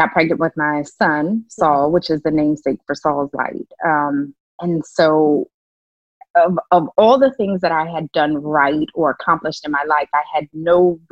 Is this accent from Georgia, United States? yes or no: no; New Orleans, Louisiana, United States; I grew up in New Orleans